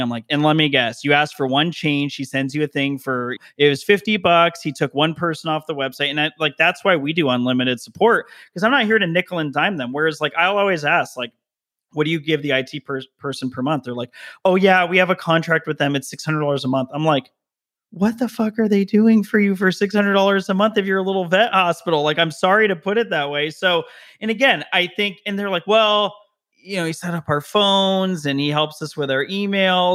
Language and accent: English; Las Vegas, Nevada, United States; also born or lived in Denver, Colorado; now in Southern California, United States; I was originally from Vegas, and then my whole family moved to Denver